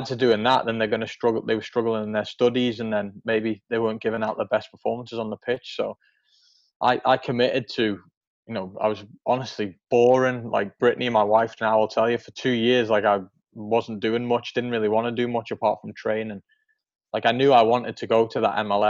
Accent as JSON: {"language": "English", "country": "Isle of Man", "tie": "born or raised there", "also_born_or_lived": "Kansas City, United States", "moved": "as an adult", "lives_now": "Nashville, United States"}